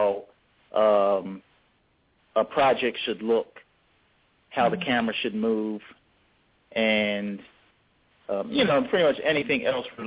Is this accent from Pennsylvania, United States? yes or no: yes; Philadelphia, Pennsylvania, United States; we grew up in Philadelphia in the 70s